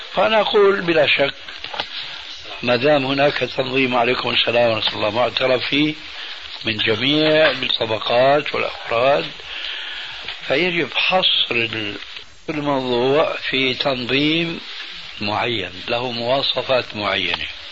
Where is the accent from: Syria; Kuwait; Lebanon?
Syria; انا باعتباري سوري يعني اخذت عزوة من سوريا